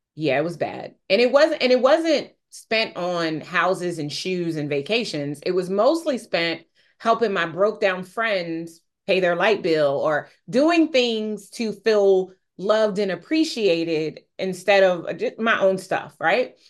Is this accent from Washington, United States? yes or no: no; Wilmington, Delaware, United States; also born or lived in Newcastle, Delaware; now I live in Newcastle, Delaware. I moved, but yes, I'm from Wilmington, Delaware